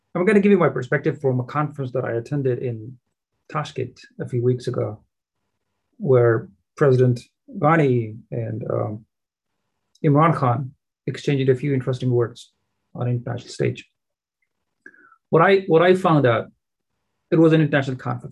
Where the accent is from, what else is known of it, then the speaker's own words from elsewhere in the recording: Afghanistan; now in United States; I was born in Afghanistan and a proud Afghan American